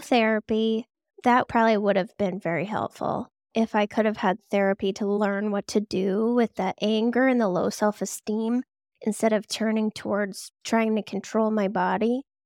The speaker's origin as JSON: {"language": "English", "town": "Boston", "region": "Massachusetts", "country": "United States", "tie": "born or raised there", "said": "always from here. So, I grew up in the suburbs in the Boston area, and now I'm just a bit closer to Boston."}